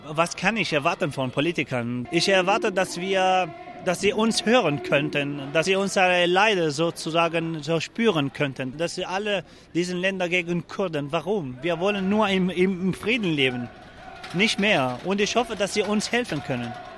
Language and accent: German; Afrin, Aleppo Governorate, Syria; German is a second language; moved away as an adult; also born or lived in Germany; now in Freiburg, Germany; Ich komme aus Afrin und äh, ich komme aus einem Dorf, heißt Haftaro